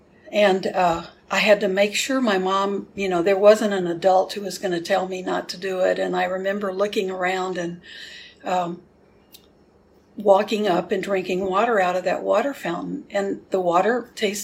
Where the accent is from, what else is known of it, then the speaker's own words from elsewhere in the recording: Houston, Texas, United States; I grew up in Houston